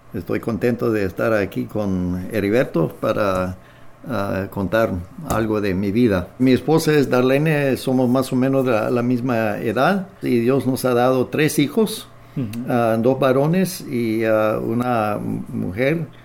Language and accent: Spanish; near Swift Current, Saskatchewan, Canada; Spanish is a second language; moved away as an adult; also born or lived in Nicaragua / Manitoba; Ambos somos del área de, bueno, de la provincia de Saskatchewan, ah, eh, cerca de la ciudad de Swift Current